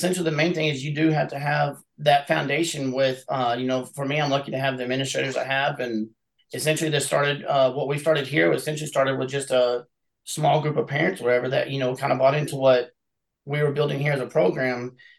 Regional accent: Abbott, United States; Yeah, you know what it is? It's a real tight-knit community, you know, very family-oriented and whatnot.

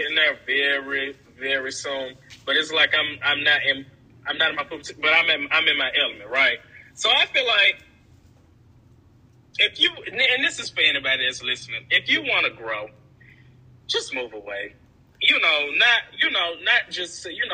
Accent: Chattanooga, Tennessee, United States; moved away as an adult; also born or lived in Johnson City; in Chattanooga, it's just my hometown friends

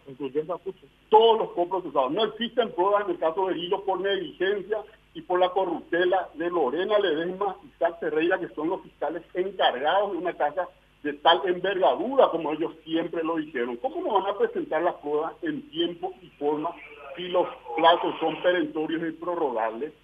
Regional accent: Paraguay; como ciudadano paraguayo, no como diputado nacional, como ciudadano paraguayo

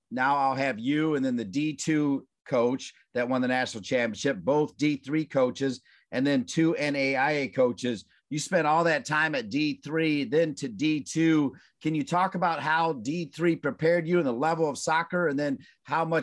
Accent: Evanston, Illinois, United States; born or raised there; moved away

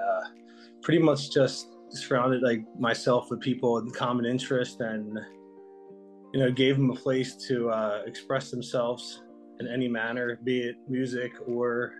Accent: Philadelphia, Pennsylvania, United States; moved away as an adult; now in Louisville, United States; I worked in pizzerias a lot in my life, being younger in Philadelphia. So went back home

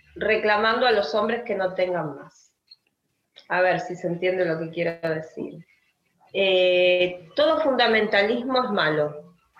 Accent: Argentina; como argentina

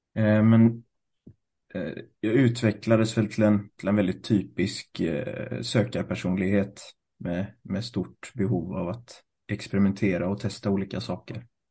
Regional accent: Gothenburg, Västra Götaland, Sweden; also born or lived in Thailand / Sri Lanka; Född och uppvuxen i Göteborg

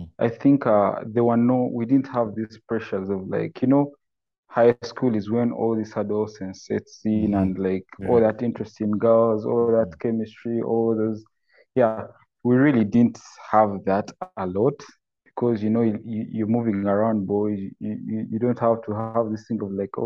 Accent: Buganda, Central Region, Uganda; also born or lived in Mityana; I'm from Uganda, Buganda, the central part of Uganda.

